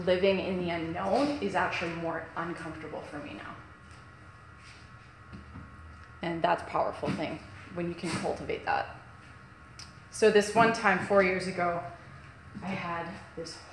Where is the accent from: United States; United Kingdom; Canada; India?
Canada; Kelowna, British Columbia; I'm from Kelowna.